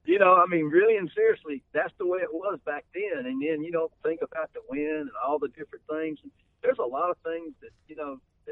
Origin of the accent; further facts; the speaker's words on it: the South, United States; now in Iowa, United States; growing up in the South